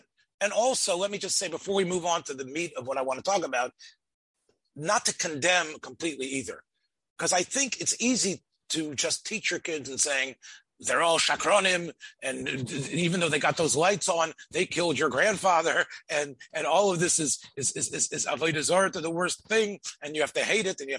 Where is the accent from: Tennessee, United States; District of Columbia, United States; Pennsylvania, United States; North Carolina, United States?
Tennessee, United States; Memphis; as a boy growing up in Memphis, Tennessee